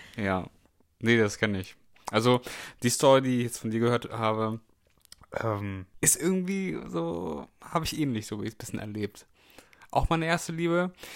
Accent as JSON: {"language": "German", "area": "the North", "region": "Northern Germany", "country": "Germany", "said": "da komme ich aus dem Norden."}